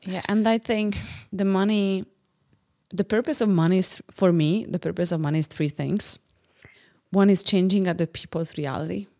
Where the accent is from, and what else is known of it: Hungary; English is a second language; also born or lived in San Francisco